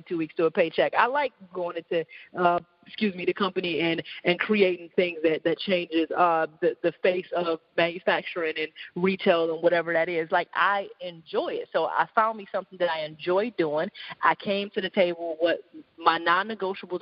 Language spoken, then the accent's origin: English; Detroit, Michigan, United States